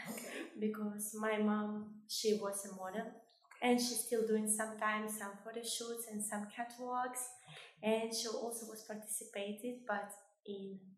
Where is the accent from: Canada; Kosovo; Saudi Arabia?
Kosovo; now in UAE; I'm originally from Kosovo